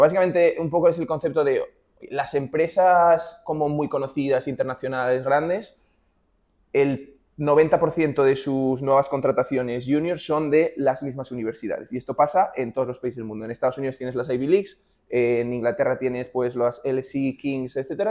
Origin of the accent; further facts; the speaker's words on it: Oviedo, Asturias, Spain; moved away as an adult; also born or lived in Madrid / Maastricht; yo soy asturiano, hice economía en Oviedo